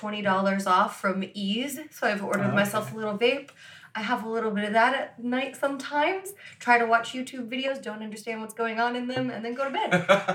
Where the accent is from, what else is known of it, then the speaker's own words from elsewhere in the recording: Florida, United States; I grew up in Florida